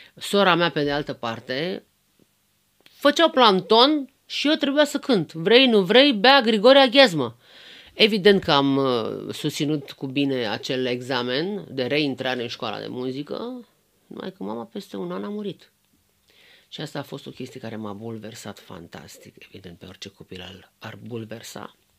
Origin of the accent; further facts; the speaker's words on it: Romania; sunt româncă și sunt foarte fericită că sunt româncă